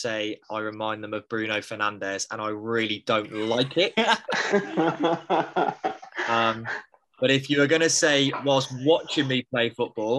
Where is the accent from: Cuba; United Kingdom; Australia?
United Kingdom; England; also born or lived in Midlands; I am English. I live in the Midlands